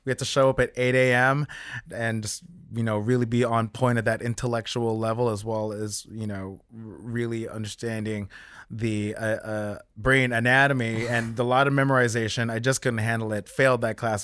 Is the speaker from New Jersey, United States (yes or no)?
yes; South Orange, New Jersey, United States; moved away as an adult; Grew up in South Orange. I was born in Saint Barnabas